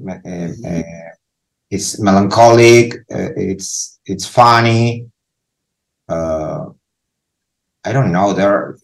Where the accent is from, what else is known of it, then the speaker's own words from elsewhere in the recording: Lima, Peru; English is a second language; I'm from Peru, from Lima, Peru.